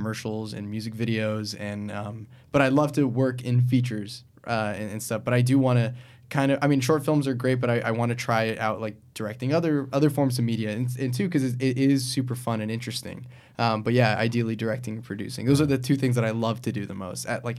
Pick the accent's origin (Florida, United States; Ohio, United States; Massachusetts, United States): Florida, United States; moved away as an adult; now in California, United States; I was born and raised in Florida, and I lived there till I was 18